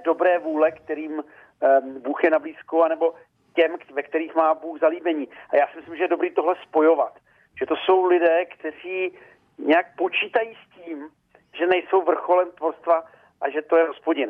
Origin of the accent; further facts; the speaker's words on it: eastern Bohemia, Czechia; moved away; z východních Čech, odkud, odkud pocházím